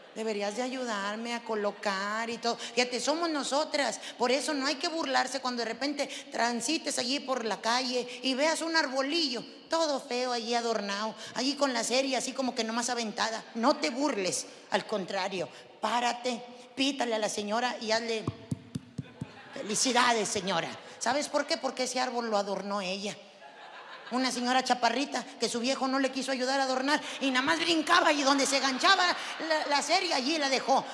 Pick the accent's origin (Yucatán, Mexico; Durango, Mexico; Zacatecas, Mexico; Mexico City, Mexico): Zacatecas, Mexico; yo soy de Zacatecas